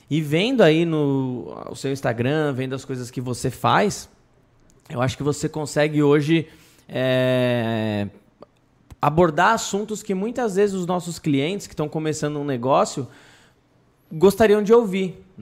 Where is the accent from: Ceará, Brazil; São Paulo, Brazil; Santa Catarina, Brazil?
Ceará, Brazil; Eu sou do Ceará.